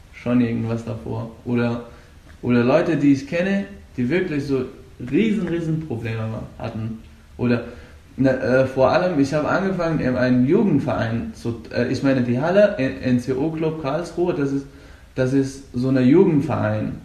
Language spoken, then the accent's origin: German; Afghanistan; German is a second language; now in Germany; Und ich komme aus Afghanistan. Ich lebe seit fünf Jahren etwa hier in Deutschland.